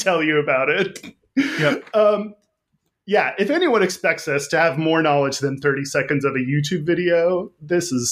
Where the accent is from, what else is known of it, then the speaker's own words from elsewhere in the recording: Texas, United States; as a Texan